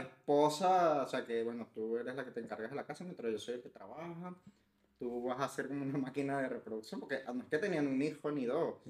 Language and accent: Spanish; Venezuela; que somos los venezolanos